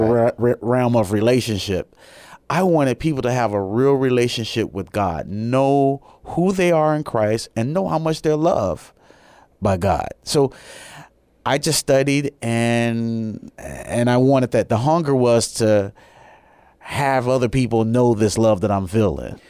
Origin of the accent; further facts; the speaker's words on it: Chicago, Illinois, United States; moved away as an adult; also born or lived in Japan; I'm originally from Chicago, Illinois